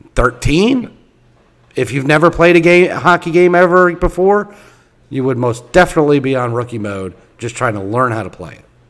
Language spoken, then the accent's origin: English; Philadelphia, Pennsylvania, United States; now in Indiana, United States; So, where I live in Indiana, okay, I did not. I'm not originally from here. I'm originally from the Philadelphia area